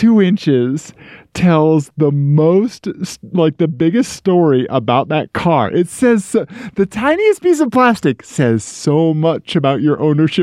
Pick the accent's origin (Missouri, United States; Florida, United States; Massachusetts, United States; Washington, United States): Missouri, United States; This is what happens in Missouri. Ian, this is my home state.